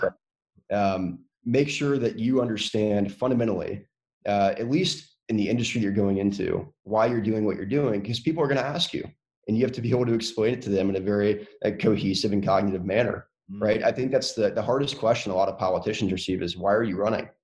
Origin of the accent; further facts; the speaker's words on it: North Carolina, United States; a Southern kid that was born and raised in North Carolina